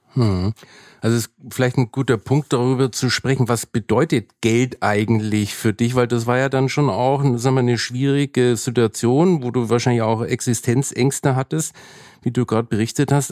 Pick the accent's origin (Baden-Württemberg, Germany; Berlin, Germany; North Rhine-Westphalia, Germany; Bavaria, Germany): Bavaria, Germany; Nuremberg; Ich bin zwar in Nürnberg aufgewachsen